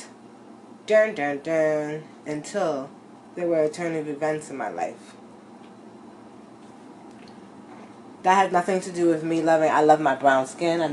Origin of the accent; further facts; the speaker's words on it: United States; My nationality is American.